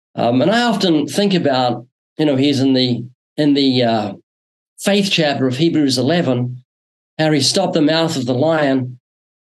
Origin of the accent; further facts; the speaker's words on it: New Zealand; moved away as an adult; now in Southern California, United States; Yeah, I'm originally from New Zealand. I was born there twice, still got a slight accent, came to the U.S. in 1989